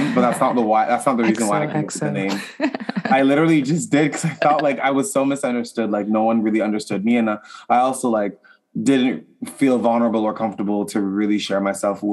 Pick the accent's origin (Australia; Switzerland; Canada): Canada; Ottawa, Ontario; I'm from Ottawa, Canada, the capital